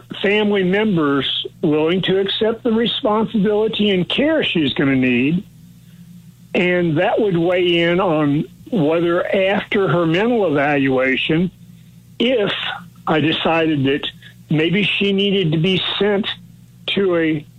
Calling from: Hallsville, United States

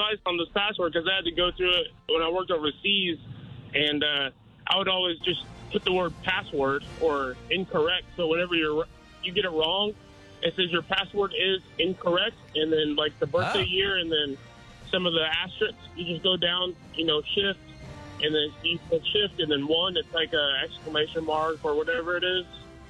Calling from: Pryor, Oklahoma, United States

